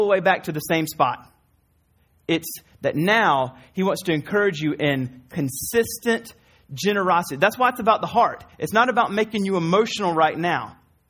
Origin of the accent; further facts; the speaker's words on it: the South, United States; I'm from the South